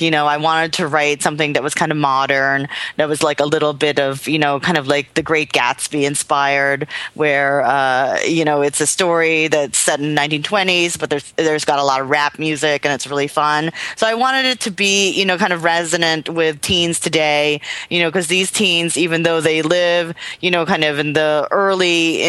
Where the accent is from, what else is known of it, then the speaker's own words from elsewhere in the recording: United States; we're American, we know our history.